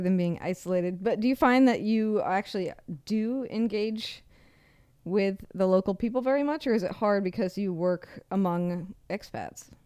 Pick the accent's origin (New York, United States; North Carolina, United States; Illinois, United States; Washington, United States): Washington, United States; Seattle; I'm from Seattle